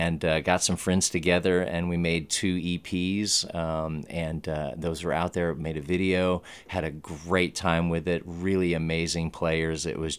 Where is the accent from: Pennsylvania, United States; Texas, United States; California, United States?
Texas, United States; I'm kind of from all over Texas. I'm a Air Force brat. And so my father moved every 3 or 4 years, but quite unusually, his career took him to just all the cities in Texas.